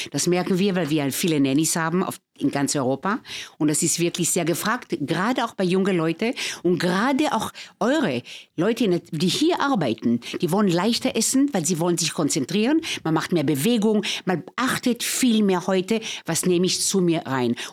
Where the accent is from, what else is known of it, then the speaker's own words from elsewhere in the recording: Tel Aviv, Tel Aviv District, Israel; Schau, ich bin in Israel geboren, in Tel Aviv. Ähm, ich sage, dass die levante Küche und gerade die Küche, von wo ich herkomme, aus Israel